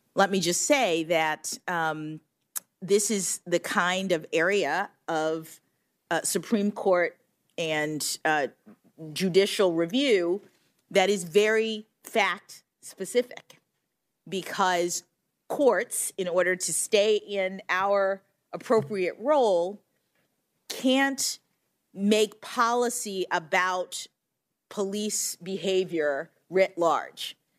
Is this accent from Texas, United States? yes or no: no; Florida, United States; Florida, my home state